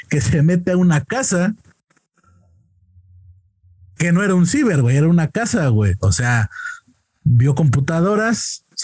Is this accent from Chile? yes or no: no; Querétaro, Mexico; Con eso de que dicen que ya los de Querétaro tenemos acento chilango, ya estoy.